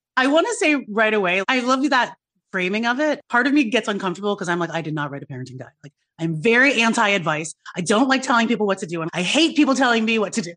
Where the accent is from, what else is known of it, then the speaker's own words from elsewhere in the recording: United States; being a young person of color growing up in America